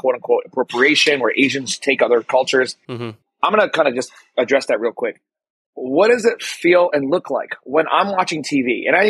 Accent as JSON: {"language": "English", "town": "Daly City", "region": "California", "country": "United States", "tie": "born or raised there", "said": "You know, I grew up then in Daly City, South San Francisco."}